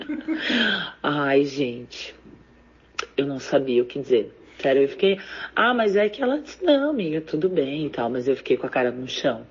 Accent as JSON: {"language": "Portuguese", "town": "Taquari", "region": "Rio Grande do Sul", "country": "Brazil", "said": "eu sou de Itaquari, que é uma cidade que fica aqui pertinho, 40 quilômetros, ali para aquelas bandas ali de, de Paverama"}